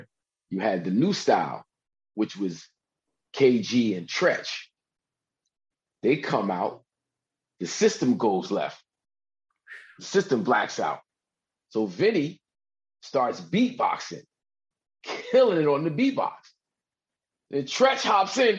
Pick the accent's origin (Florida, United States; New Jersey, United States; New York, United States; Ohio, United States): New Jersey, United States; I'm from Jersey